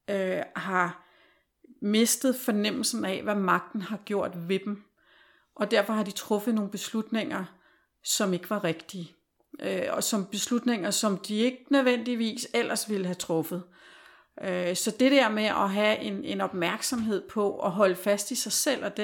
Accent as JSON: {"language": "Danish", "country": "Denmark", "also_born_or_lived": "Norway", "moved": "yes", "said": "som dansker."}